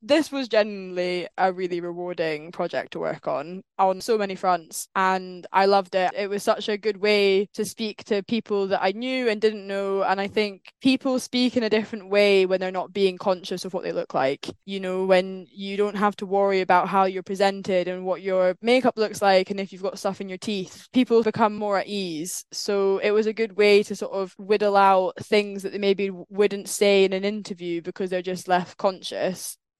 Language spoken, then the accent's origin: English; Scotland, United Kingdom; now in London, United Kingdom; Today I am recording from London, so that's where I'm now based, which is quite exciting. Sort of the big move down out of Scotland, miss it dearly. Glasgow pubs are a very different scene to the sophisticated London ones.